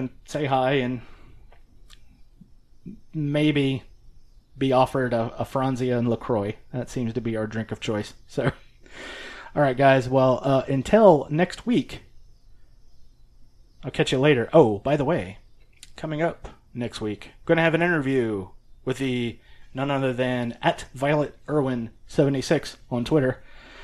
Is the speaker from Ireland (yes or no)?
no; the South, United States; being a Southerner, we have Bluebell down here